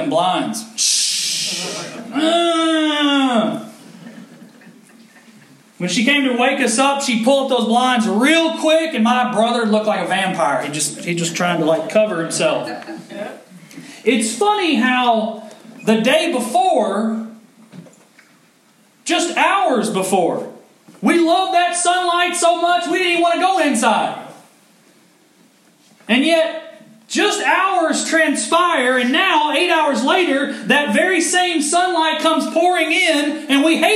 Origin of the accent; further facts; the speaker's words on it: Owensboro, Kentucky, United States; moved away; We lived on a corner lot, had a big old yard growing up in Owensboro, Kentucky